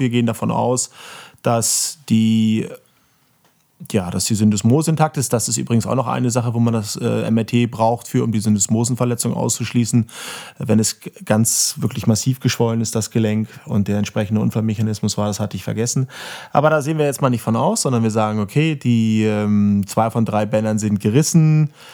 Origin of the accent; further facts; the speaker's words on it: Bremen, Germany; Ich bin in dieser Stadt geboren und ich mag Werder Bremen